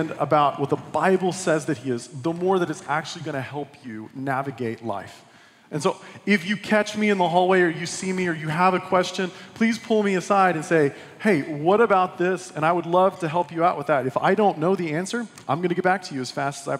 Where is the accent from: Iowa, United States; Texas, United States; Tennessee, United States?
Texas, United States; West; I was born and raised in West Texas.